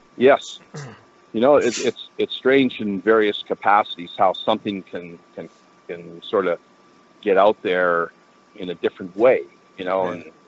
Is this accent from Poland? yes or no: no; Vancouver, British Columbia, Canada; growing up in Vancouver